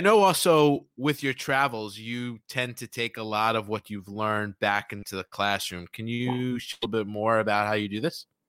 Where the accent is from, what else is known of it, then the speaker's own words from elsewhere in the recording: New York City, New York, United States; I grew up in New York mm-hmm. City